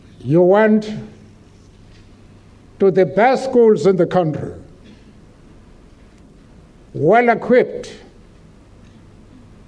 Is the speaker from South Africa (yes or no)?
yes; Eastern Cape, South Africa; I grew up in the Eastern Cape, an area of South Africa